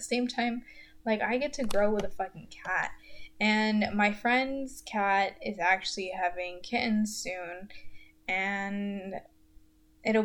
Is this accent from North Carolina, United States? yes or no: yes; Goldsboro, North Carolina, United States; moved away as an adult; now in Greensboro, United States; in Goldsboro, my hometown, which I fucking hate